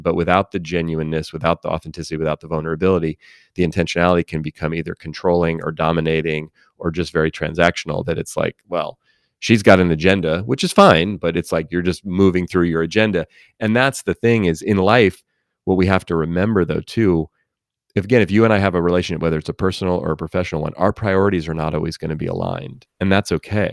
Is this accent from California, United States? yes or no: yes; Oakland, California, United States; I grew up in Oakland, California, near San Francisco